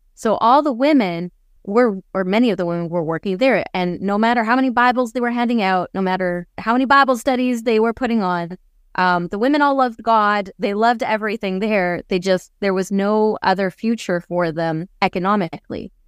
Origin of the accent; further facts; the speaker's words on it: Canada; first language English; moved away as an adult; also born or lived in Germany / Ukraine; now in Austria; I was born in Canada. I get compliments on my English all the time because I live in Austria